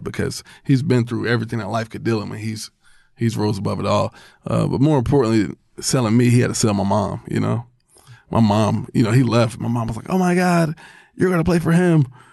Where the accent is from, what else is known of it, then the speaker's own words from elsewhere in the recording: Albany, Georgia, United States; I was born in Albany, Georgia